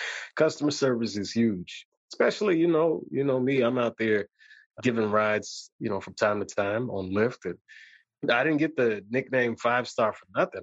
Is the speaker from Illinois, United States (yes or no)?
yes; Chicago, Illinois, United States; I'm from Chicago